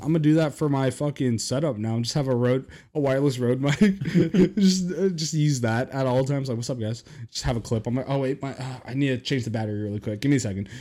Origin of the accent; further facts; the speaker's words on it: Reno, Nevada, United States; moved away; my hometown, Reno, Nevada